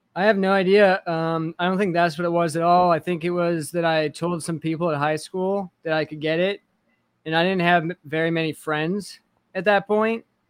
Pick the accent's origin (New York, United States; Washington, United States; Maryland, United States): Washington, United States; Kennewick; also born or lived in Connell, Washington; I grew up in Washington State